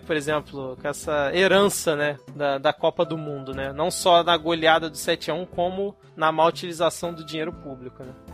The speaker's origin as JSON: {"language": "Portuguese", "country": "Brazil", "said": "nós brasileiros"}